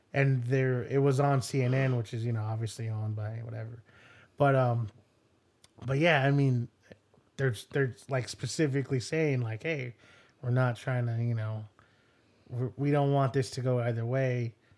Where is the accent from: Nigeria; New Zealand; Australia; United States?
United States; this is the American in me